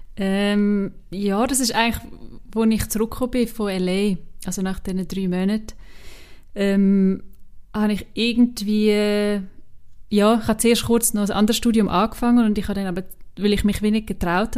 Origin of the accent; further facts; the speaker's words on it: Switzerland; accent: Swiss German; first language Swiss German; so Schweizerdeutsch und auch Hochdeutsch, ja, wo es irgendwie meine Muttersprache ist